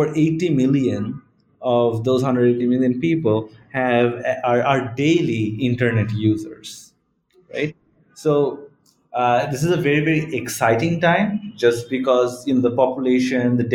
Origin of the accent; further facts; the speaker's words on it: Bangladesh; I was born and raised in Bangladesh. I grew up here.